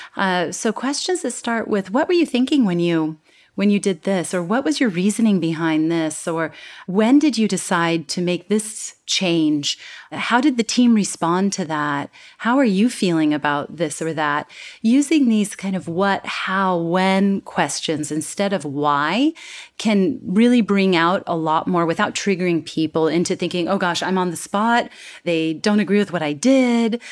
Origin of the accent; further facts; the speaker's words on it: California, United States; moved away as an adult; now in Singapore; my hometown in California